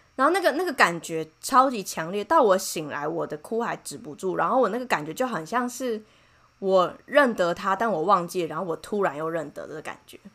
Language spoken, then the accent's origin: Chinese; Taiwan; 我是台湾人